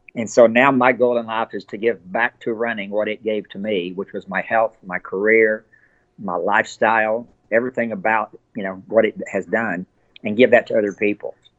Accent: Abilene, Texas, United States; now in Frisco, United States; I grew up in Abilene. I've lived there my entire life.

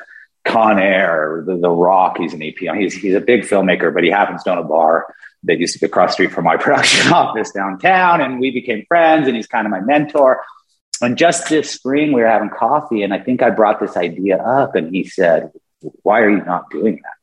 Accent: Las Vegas, Nevada, United States; I grew up, I'm from Las Vegas

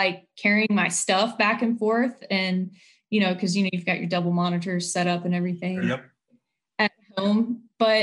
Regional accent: High Point, North Carolina, United States; moved away as an adult; also born or lived in Ohio; now in Nashville, United States; I'm from High Point, North Carolina.

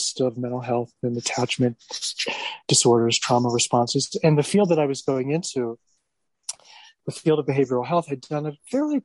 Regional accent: United States; accent: American; I was born in America. I'm American, as you can tell from my accent

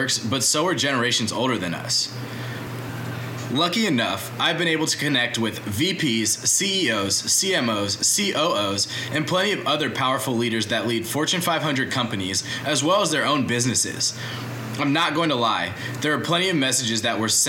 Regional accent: Atlanta, Georgia, United States; I grew up in Atlanta my whole life.

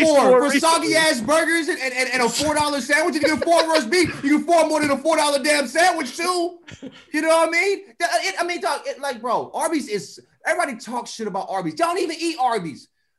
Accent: St. Louis, Missouri, United States; now in Los Angeles, United States; I'm from St. Louis, USA.

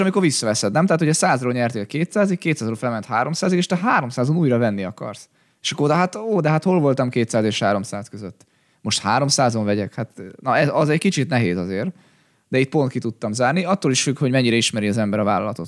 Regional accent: Hungary

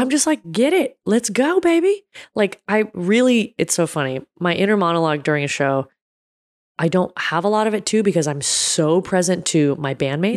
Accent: United States; I was born in America

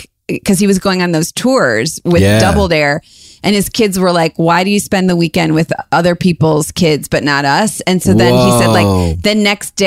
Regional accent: Cleveland, Ohio, United States; moved away as an adult; also born or lived in Chicago; we're from Cleveland, but I lived in Chicago for a long time

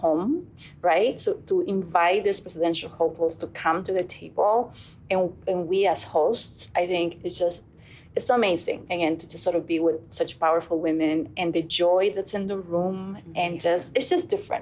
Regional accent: Houston, Texas, United States; I'm from Houston.

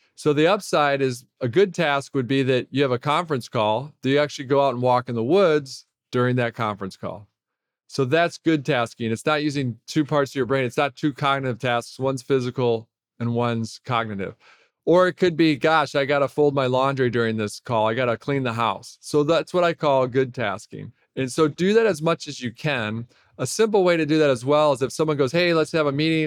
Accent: Detroit, Michigan, United States; I grew up in Detroit.

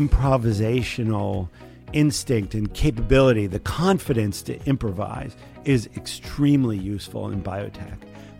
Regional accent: New Jersey, United States; I grew up in the Pine Barrens in southern New Jersey, in an area where actually very few people went to college.

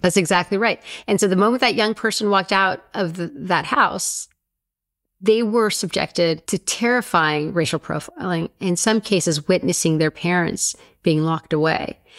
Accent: Sonoma, California, United States; we grew up in Sonoma

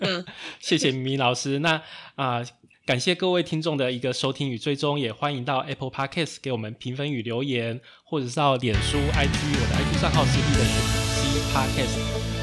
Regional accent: Taichung, Taiwan; 其实我是台中人啊

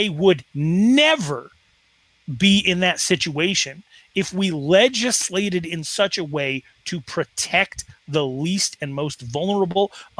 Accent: Wyoming, United States; In my Wyoming town of 16,000 people

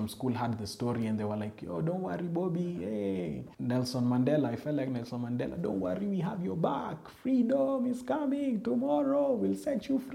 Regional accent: Nairobi, Kenya; I'm from Eastlands

